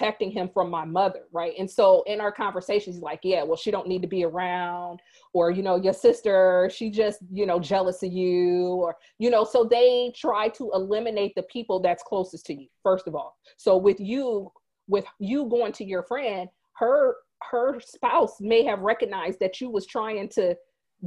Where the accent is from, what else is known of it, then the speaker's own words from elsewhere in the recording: Fort Wayne, Indiana, United States; moved away; Fort Wayne, where I'm from